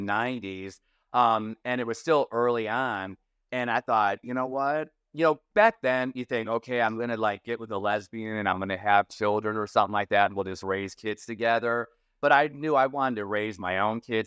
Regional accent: Toledo, Ohio, United States; moved away as an adult; also born or lived in Florida; I grew up in Toledo, Ohio

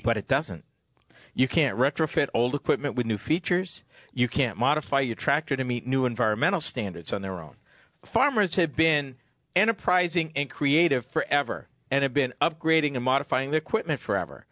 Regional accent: Massachusetts, United States; my home state of Massachusetts

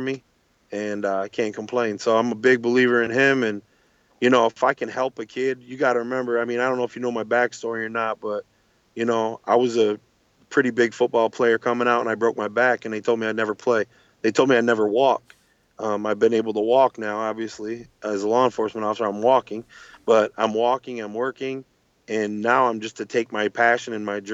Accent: Buffalo, New York, United States; I'm from Buffalo

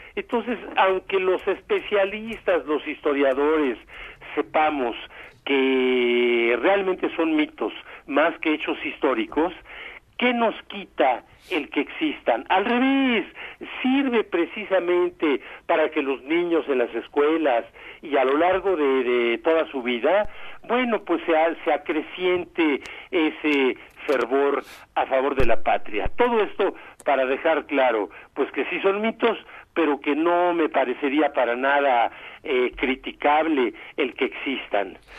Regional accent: Mexico; soy mexicano

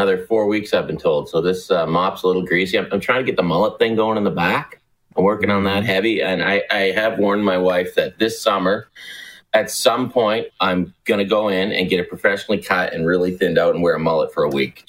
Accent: Nova Scotia, Canada; Grew up a massive Habs fan.

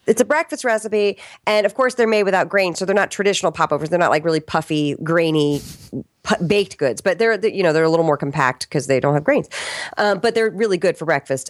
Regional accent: Arlington, Virginia, United States; also born or lived in Richmond, Virginia; I was born in Richmond, Virginia, and I grew up in Arlington, Virginia

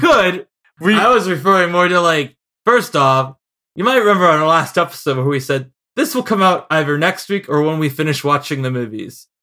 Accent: Chicago, Illinois, United States; accent: Chicago

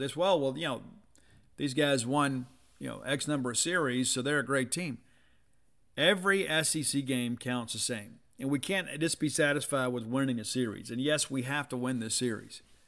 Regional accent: South Mississippi, United States; I'm from South Mississippi, you know, so we shelled peas

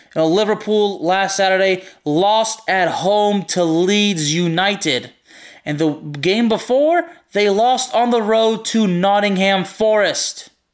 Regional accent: Lyon, Auvergne-Rhône-Alpes, France; I'm not from Marseille, I'm from Lyon

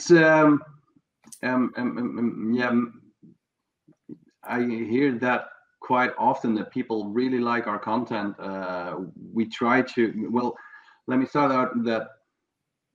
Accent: south of Holland, southern Netherlands, Netherlands; I grew up in a reasonably small town in the south of Holland, in which I'm still living.

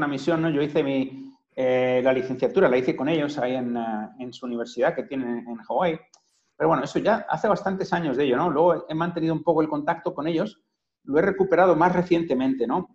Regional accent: Madrid, Community of Madrid, Spain; moved away; he vivido muchos años fuera, pero soy de aquí, de Madrid

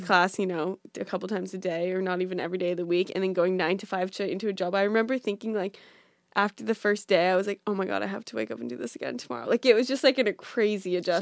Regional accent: Orange County, California, United States; moved away as an adult; also born or lived in Boulder, Colorado / New York City; now in New York, United States; I'm from California. So, I grew up in Orange County

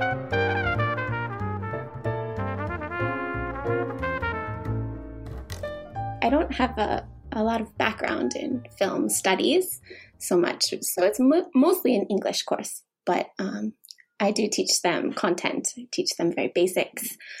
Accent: Youngstown, Ohio, United States; moved away as an adult; now in Nagoya, Japan; originally, I'm from Youngstown, Ohio, in the United States. And I moved to Japan about 10 years ago

